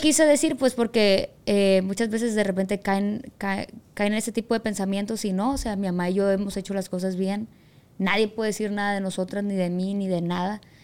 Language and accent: Spanish; Culiacán, Sinaloa, Mexico; Yo ya nací aquí, pues en Culiacán. Mi mamá también nació en Culiacán